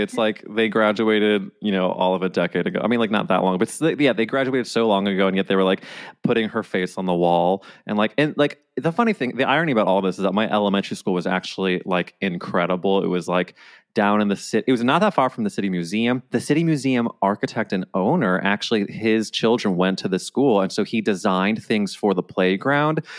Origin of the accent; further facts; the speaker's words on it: St. Louis, Missouri, United States; now in New York, United States; I'm from, like, the suburbs of Saint Louis